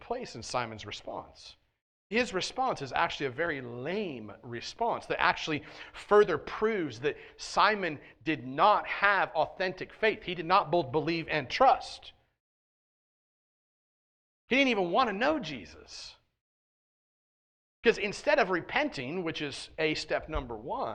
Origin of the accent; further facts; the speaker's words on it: United States; I am as American as they come